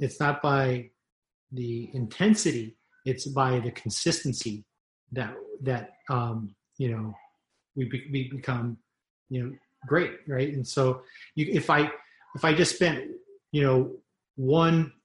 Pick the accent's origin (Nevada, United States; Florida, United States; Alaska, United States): Nevada, United States; Las Vegas; growing up in Las Vegas